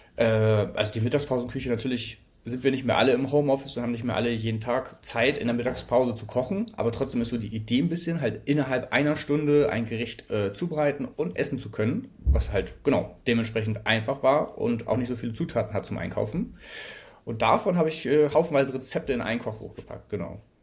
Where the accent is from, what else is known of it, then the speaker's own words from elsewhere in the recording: Hamburg, Germany; ich komme aus Hamburg